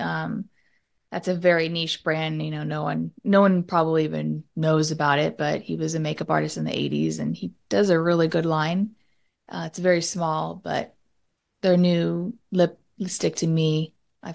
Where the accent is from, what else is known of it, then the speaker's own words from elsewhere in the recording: Southern California, United States; the culture we grew up in Southern California